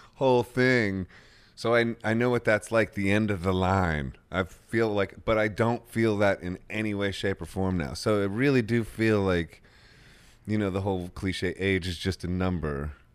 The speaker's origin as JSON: {"language": "English", "town": "Akron", "region": "Ohio", "country": "United States", "tie": "born or raised there", "said": "my hometown."}